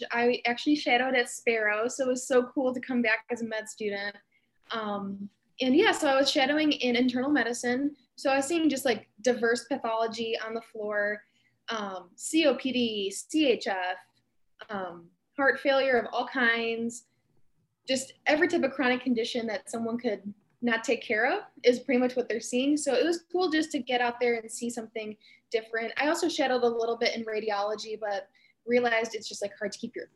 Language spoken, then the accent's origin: English; Macomb area, near Detroit, Michigan, United States; now in Lansing, United States; I'm from the Macomb area. It's near Detroit